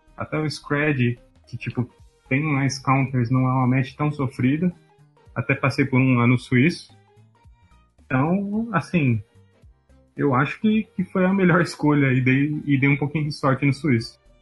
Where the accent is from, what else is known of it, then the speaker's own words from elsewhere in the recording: Jundiaí, São Paulo, Brazil; Eu sou de Jundiaí